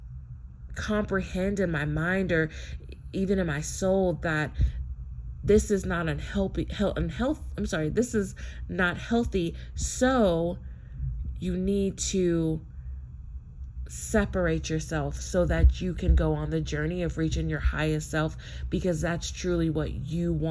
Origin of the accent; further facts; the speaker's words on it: United States; I am a Black American, and I'm Native American